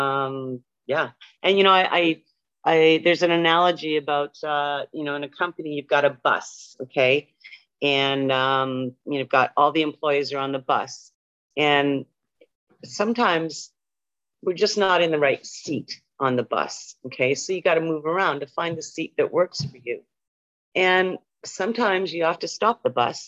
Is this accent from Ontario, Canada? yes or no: yes; Ontario, Canada; moved away as an adult; also born or lived in Manitoba / Tyendinaga, Ontario; I'm originally from Ontario, but I lived in Manitoba for a number of years.